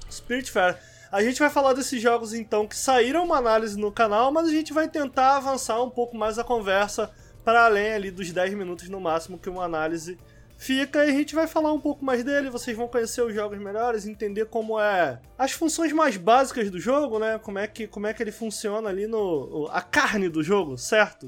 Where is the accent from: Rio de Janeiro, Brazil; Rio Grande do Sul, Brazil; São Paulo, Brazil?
Rio de Janeiro, Brazil; Eu sou carioca, entendeu? Eu sou carioca